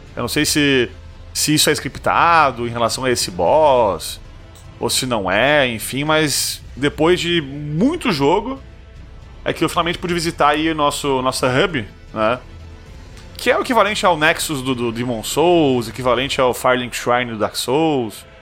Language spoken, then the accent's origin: Portuguese; Brazil; eu sou brasileiro